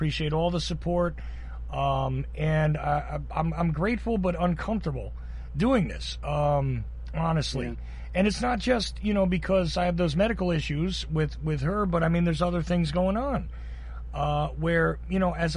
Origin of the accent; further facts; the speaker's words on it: Georgia, United States; accent: Georgia; I'm here in Georgia. You can tell from my accent, right?